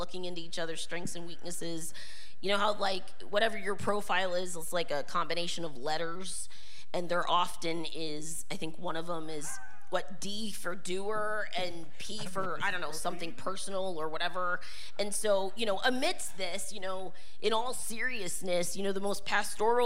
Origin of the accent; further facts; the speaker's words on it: Dayton, Ohio, United States; I grew up in Dayton